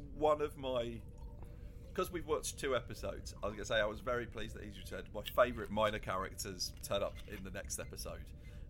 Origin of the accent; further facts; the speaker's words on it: England, United Kingdom; I'm predominantly English